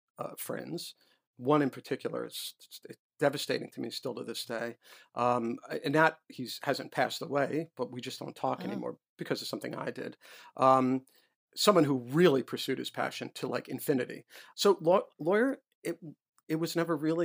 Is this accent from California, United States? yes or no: no; New York City, New York, United States; moved away as an adult; also born or lived in Illinois; now in Washington, United States; I was a white Jewish boy growing up in New York